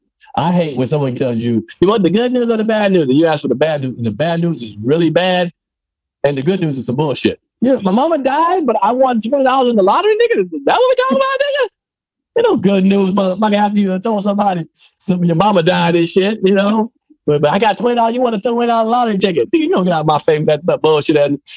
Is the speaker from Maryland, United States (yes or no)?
yes; Maryland, United States; it wasn't Jamaicans around when I was growing up in Maryland where I was living at all.